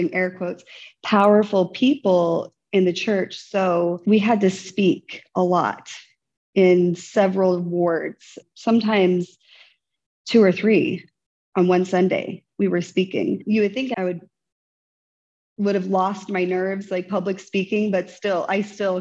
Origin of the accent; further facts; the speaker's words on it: Oklahoma, United States; moved away as an adult; also born or lived in Hawaii / Korea; I was raised in Oklahoma